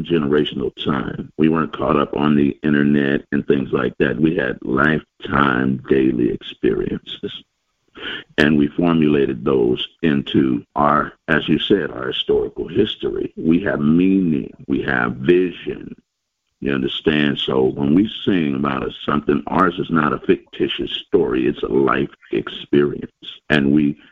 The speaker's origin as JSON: {"language": "English", "town": "Oakland", "region": "California", "country": "United States", "said": "I'm from the Bay Area, Oakland, California"}